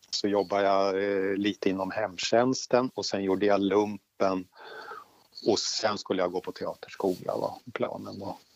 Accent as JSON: {"language": "Swedish", "town": "Lotorp", "region": "Östergötland", "country": "Sweden", "tie": "born or raised there", "also_born_or_lived": "Stockholm", "said": "Jag, eh, jag är född i Stockholm, bodde där i åtta år. Sen så eh, packade vi ihop och eh, flyttade till Lotorp utanför Finspång."}